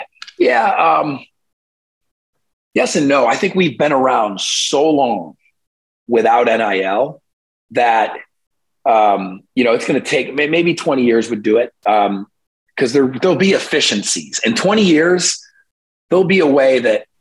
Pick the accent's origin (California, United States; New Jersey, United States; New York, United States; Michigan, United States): New York, United States; Binghamton University in my home state of New York